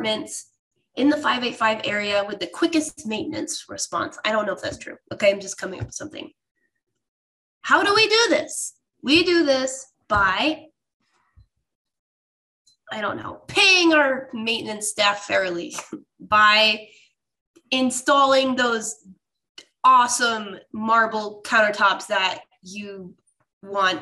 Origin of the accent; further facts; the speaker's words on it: Rochester, New York, United States; This is my hometown, by the way, Rochester.